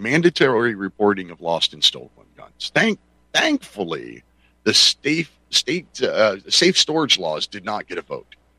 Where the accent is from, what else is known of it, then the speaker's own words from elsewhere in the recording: Pennsylvania, United States; here in my home state of Pennsylvania